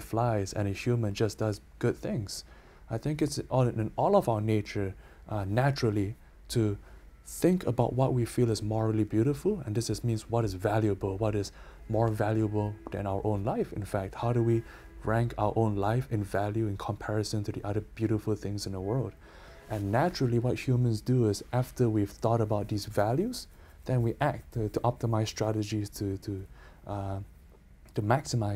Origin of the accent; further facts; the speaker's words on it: Canada; I'm Canadian